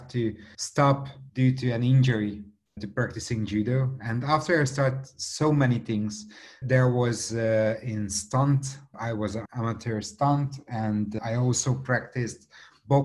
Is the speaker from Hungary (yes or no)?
yes; Budapest, Hungary; English is a second language; I came from Hungary. Budapest is the capital city of Hungary